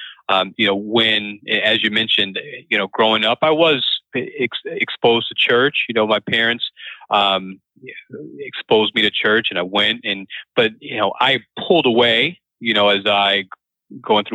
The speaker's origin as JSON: {"language": "English", "town": "Springfield", "region": "Massachusetts", "country": "United States", "tie": "born or raised there", "also_born_or_lived": "Arizona / Winston-Salem, North Carolina", "moved": "as an adult", "said": "I was born in Arizona, raised in Springfield, Massachusetts"}